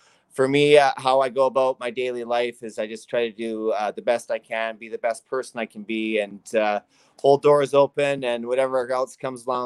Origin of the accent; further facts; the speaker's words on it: North Vancouver, British Columbia, Canada; I grew up in North Vancouver, British Columbia